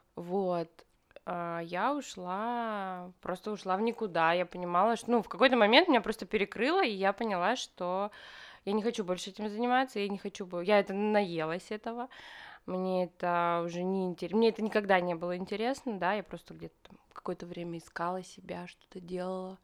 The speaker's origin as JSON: {"language": "Russian", "town": "Krasnoyarsk", "region": "Krasnoyarsk Krai", "country": "Russia", "tie": "born or raised there", "moved": "as an adult", "lives_now": "Moscow, Russia", "said": "Я родилась в Красноярске"}